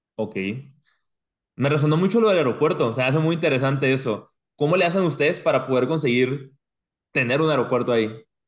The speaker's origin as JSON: {"language": "Spanish", "country": "Mexico", "moved": "yes", "lives_now": "United States", "said": "nosotros como mexicanos, y yo me incluyo"}